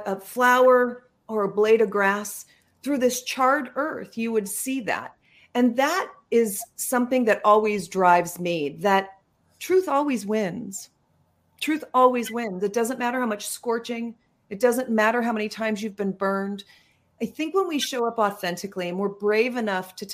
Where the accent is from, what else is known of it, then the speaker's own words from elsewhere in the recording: Yorba Linda, California, United States; I'm from Southern California. Mm-hmm. And so I grew up in Yorba Linda